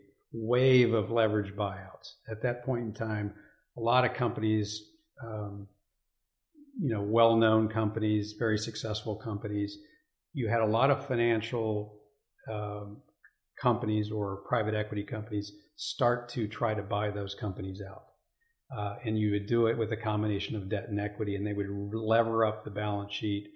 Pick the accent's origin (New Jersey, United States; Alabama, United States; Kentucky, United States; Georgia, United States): Kentucky, United States; Elizabethtown; also born or lived in Massachusetts; I grew up in Elizabethtown, Kentucky